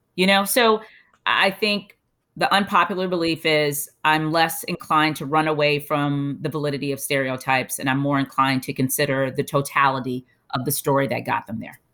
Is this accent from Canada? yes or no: no; Bahamas; moved away; also born or lived in United States / Europe; I'm from the Bahamas